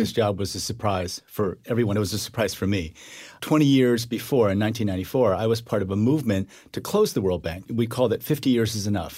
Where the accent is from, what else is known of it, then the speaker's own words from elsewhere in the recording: Iowa, United States; also born or lived in Korea; I grew up in Iowa